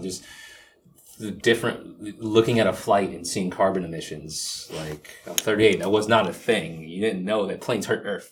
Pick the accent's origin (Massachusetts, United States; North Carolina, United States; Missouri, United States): Massachusetts, United States; Boston; moved away as an adult; now in Washington, D.C., United States; I grew up in Boston